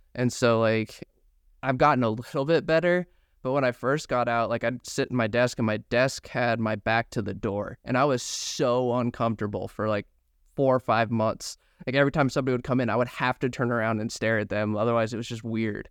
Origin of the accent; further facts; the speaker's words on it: Grand Junction, Colorado, United States; I'm from Grand Junction, Mesa County is where Bobert is.